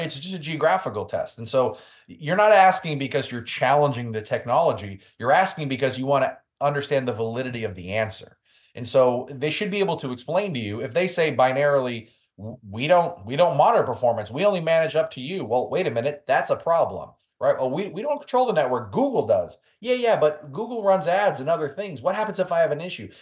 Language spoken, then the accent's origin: English; New York City, New York, United States; I'm from New York City